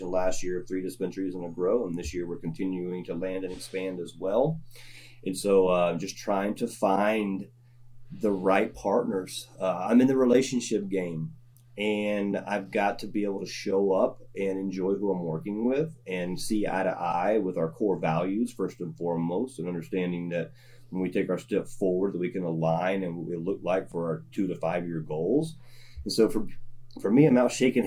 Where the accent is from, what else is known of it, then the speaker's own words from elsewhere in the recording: the South, United States; I'm from the South.